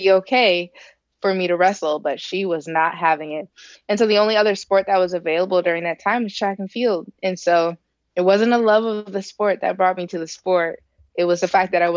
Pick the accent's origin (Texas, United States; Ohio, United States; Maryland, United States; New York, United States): Ohio, United States; Elyria; I grew up in Ohio. I'm from Elyria, Ohio, which is a little city about 20 minutes west of Cleveland in good traffic